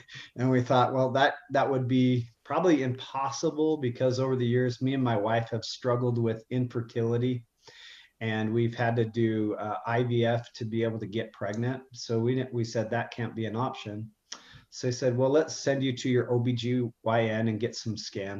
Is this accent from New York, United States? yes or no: no; Utah, United States; I'm from Utah, so I'm born and raised, and I don't live too far from my family